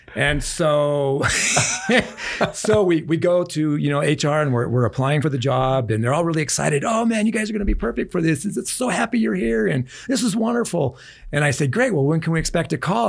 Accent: Omaha, Nebraska, United States; Ended up in an orphanage, a boys' town in Omaha, Nebraska

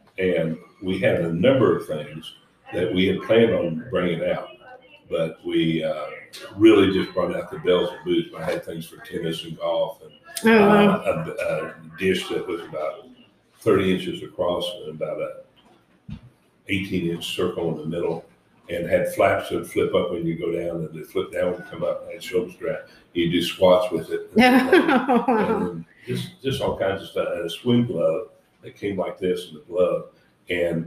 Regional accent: Woodward, Oklahoma, United States; I grew up in Woodward, Oklahoma

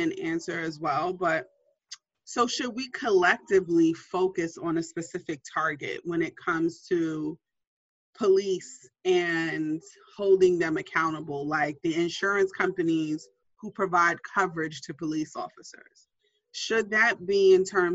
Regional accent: New York City, New York, United States; I'm a New Yorker to my heart

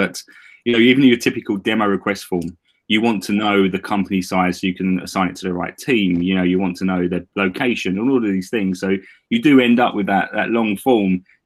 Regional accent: Essex, East of England, United Kingdom; accent: Essex; also born or lived in London; my Essex accent

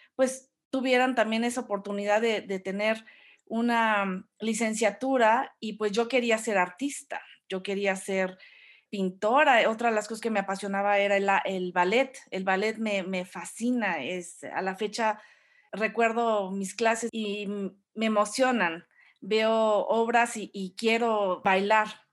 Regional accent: Orizaba, Veracruz, Mexico; also born or lived in Mexico City; crecí toda mi infancia, bueno, yo nací en la Ciudad de México, pero crecí en la, en Orizaba

